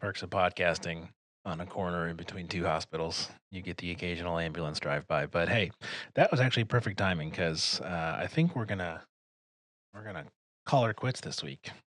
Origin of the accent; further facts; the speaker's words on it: Detroit, Michigan, United States; I'm from Detroit.